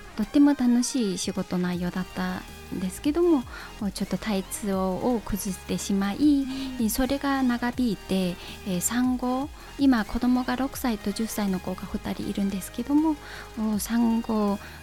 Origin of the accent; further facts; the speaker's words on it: China; Japanese is a second language; moved away as an adult; also born or lived in Korea (ancestry); now in Japan; 中国の信陽っていうところで、はい生まれてで日本に来たのは